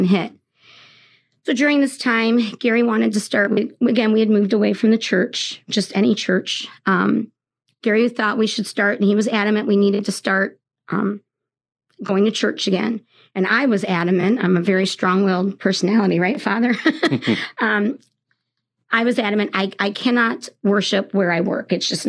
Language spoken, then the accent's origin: English; Toronto, Ontario, Canada; also born or lived in England; now in South Bend, United States; I'm from Canada. I was born in Toronto, and I'm a dual citizenship between England and Canada